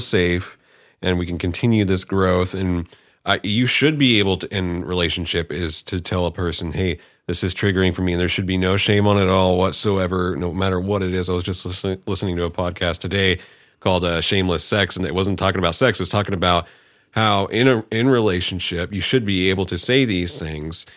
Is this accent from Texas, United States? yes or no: no; Bay Area, California, United States; now in Humboldt, United States; I was originally from the Bay Area, um, and then I came here.